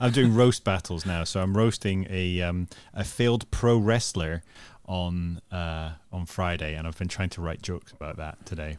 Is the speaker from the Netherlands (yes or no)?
yes; Netherlands; I grew up in the Netherlands and watched B B C One and Two